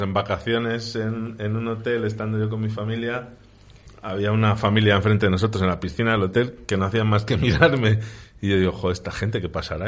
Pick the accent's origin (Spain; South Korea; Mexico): Spain; Medina de Rioseco, Castile and León; en Río Seco, en unas fiestas de San Juan, mi pueblo